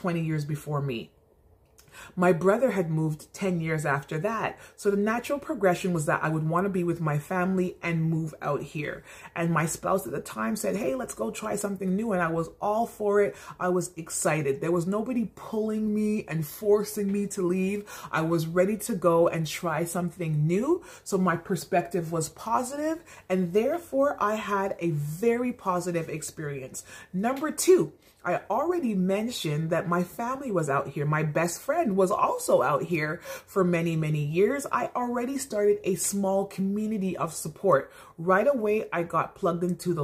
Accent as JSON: {"language": "English", "town": "Montreal", "region": "Quebec", "country": "Canada", "first_language": "English", "moved": "as an adult", "said": "I am English. I'm an Anglophone Montrealer."}